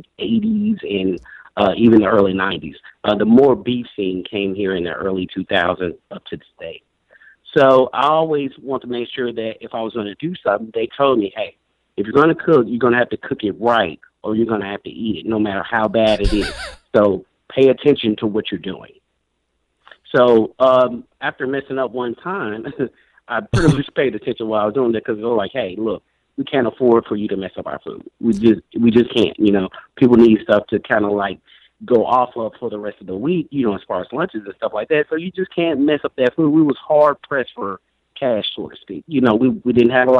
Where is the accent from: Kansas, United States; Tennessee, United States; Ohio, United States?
Tennessee, United States; Brownsville; I was born originally in West Tennessee, maybe less than 100 miles outside of Memphis, a little small town called Brownsville.